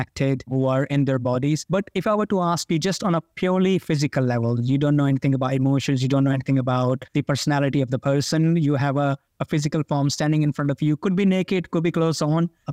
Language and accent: English; India; I come from India